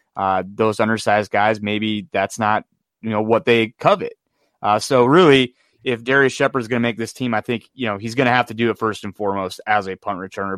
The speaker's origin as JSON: {"language": "English", "region": "North Dakota", "country": "United States", "tie": "born or raised there", "said": "I grew up in North Dakota"}